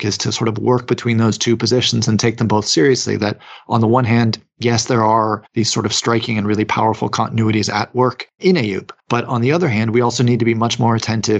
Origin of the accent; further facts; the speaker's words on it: United States; I'm from the United States